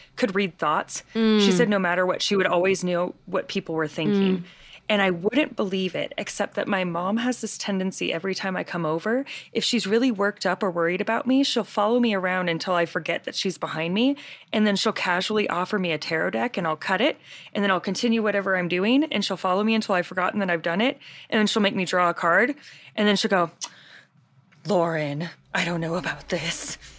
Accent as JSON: {"language": "English", "town": "Kansas City", "country": "United States", "tie": "born or raised there", "said": "I grew up near Kansas City"}